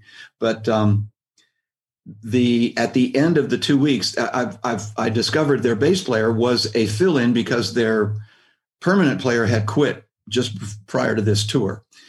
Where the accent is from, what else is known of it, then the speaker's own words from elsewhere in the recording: Midwest, United States; I came from the Midwest.